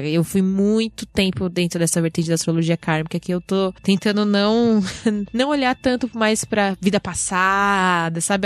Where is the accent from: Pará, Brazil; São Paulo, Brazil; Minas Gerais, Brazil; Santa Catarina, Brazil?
São Paulo, Brazil; Pirituba; lá da minha casa, lá da minha quebrada, salve Pirituba.